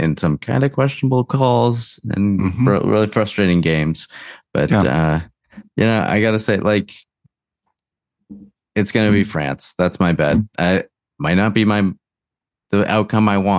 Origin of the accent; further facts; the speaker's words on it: New England, United States; moved away; growing up in New England